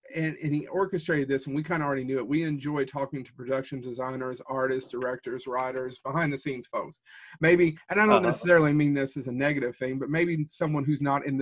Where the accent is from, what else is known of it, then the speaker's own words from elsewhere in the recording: Kentucky, United States; We're from Kentucky, sure, so we have that whole Southern hospitality kind of thing.